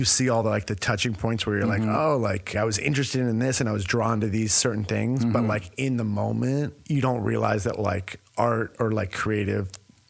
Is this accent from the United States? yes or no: yes; San Diego, California, United States; also born or lived in New York City; now in Los Angeles, United States; I grew up in San Diego